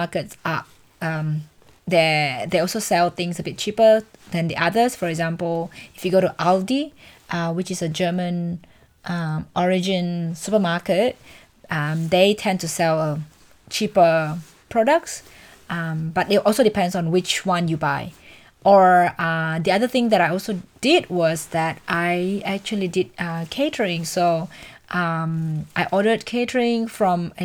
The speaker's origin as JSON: {"language": "English", "country": "Indonesia", "second_language": "English", "moved": "as an adult", "lives_now": "Australia", "said": "I come from Indonesia, so everything back home in Indonesia is so cheap"}